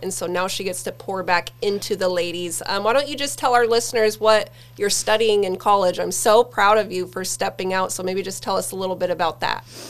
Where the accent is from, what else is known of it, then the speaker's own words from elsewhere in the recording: Sterling, Alaska, United States; Born and raised in Sterling, in Alaska